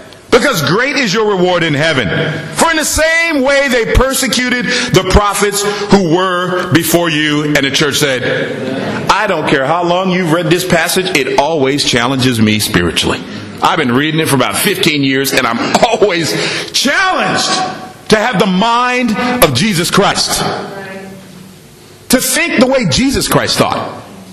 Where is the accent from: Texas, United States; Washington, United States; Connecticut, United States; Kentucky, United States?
Washington, United States; moved away as an adult; also born or lived in Los Angeles; me and my wife, we're from Washington in the United States. We moved to Los Angeles before we come here